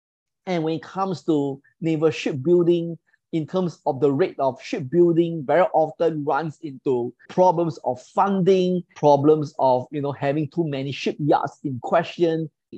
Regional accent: Singapore; as a Singaporean

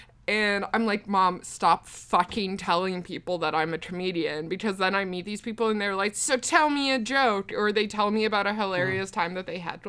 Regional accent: Newfoundland and Labrador, Canada; people are always disappointed when they find out I'm from Newfoundland, but I don't have a silly little stupid voice.

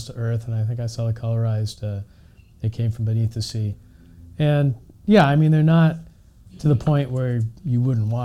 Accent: San Francisco Bay Area, California, United States; growing up in the San Francisco Bay Area

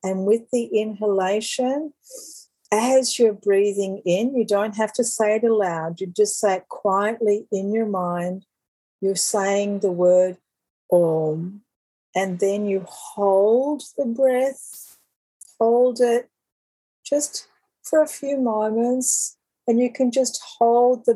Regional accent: Australia; I'm Australian

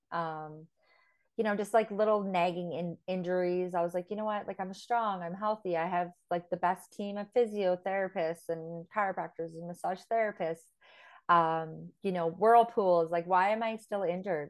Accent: Fort St. John, British Columbia, Canada; moved away as an adult; also born or lived in Grande Prairie, Alberta / Thailand / Mexico; Grand Prairie is where I was actually born and, um, then grew up in Fort Saint John

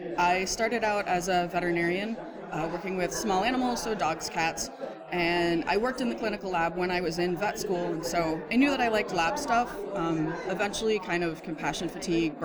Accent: Pittsburgh, Pennsylvania, United States; I am from Pittsburgh, Pennsylvania

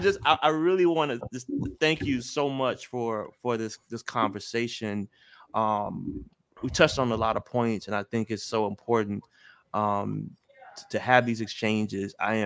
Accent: Memphis, Tennessee, United States; Like again, you know, I'm from Memphis.

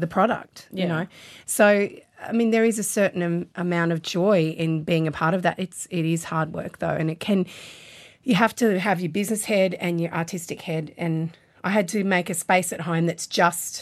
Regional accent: Queensland, Australia; I'm a Queenslander.

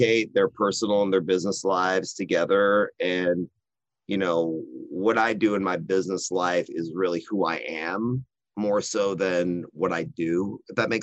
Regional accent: Austin, Texas, United States; also born or lived in Dallas / San Antonio; I'm very fortunate to be born and raised in Austin, Texas

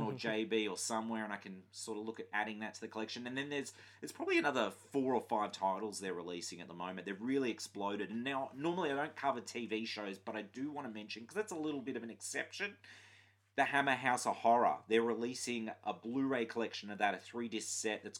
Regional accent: Queensland, Australia; I grew up in Queensland

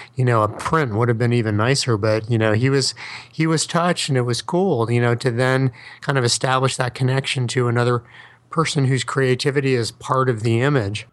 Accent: New York City, New York, United States; accent: Brooklyn; I can't stop my Brooklyn accent

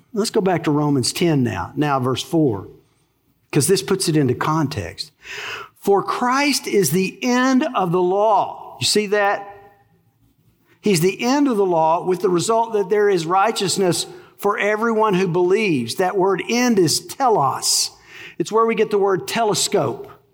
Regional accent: Texas, United States; accent: twang; but I was born in Texas. You know what they call our dialect? A twang

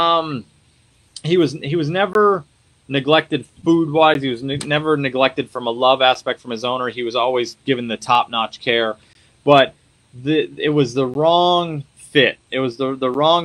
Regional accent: Colorado, United States; moved away; also born or lived in Wyoming / Montana; I was originally from Colorado, so I spent time up in Wyoming and Montana

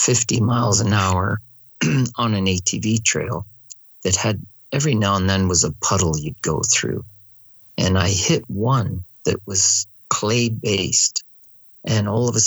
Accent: Canada; I'm your marshal from Canada

